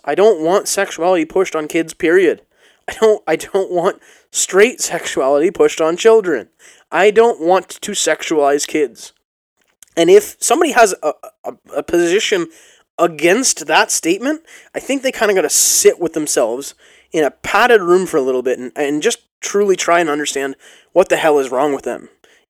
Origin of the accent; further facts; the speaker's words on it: Canada; There was no teams. It was, we're all Canadian. We're all small-town hockey-playing Canadian.